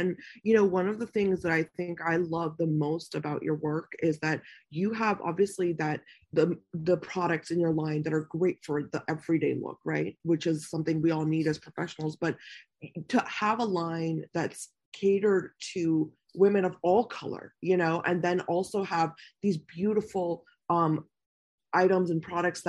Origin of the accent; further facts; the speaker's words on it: United States; So when I was raised here in America, it was almost like, you know, you couldn't do that, you know, because there weren't any options.